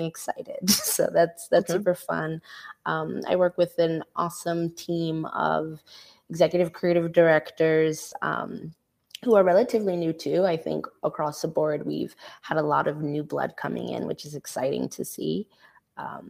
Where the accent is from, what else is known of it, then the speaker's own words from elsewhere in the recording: New York City, New York, United States; I'm from Brooklyn, New York, born and raised